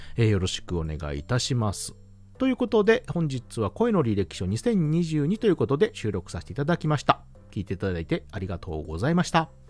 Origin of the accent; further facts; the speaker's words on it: Kansai, Hyogo, Japan; 出身地は関西は兵庫県でございます